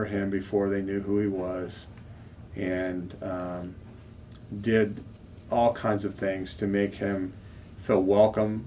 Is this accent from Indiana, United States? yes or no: yes; about 30 miles from Purdue University, Indiana, United States; I grew up about 30 miles away from Purdue University